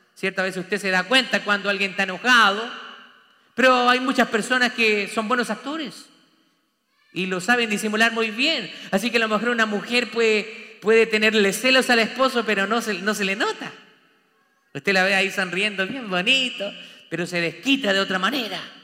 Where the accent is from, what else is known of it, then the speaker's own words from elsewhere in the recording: Chile; moved away as an adult; now in Texas, United States; yo soy de Chile